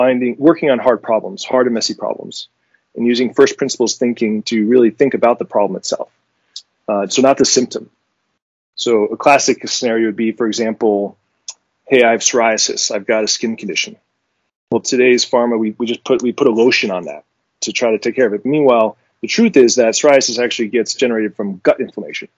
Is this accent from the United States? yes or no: no; France; moved away; I was born in France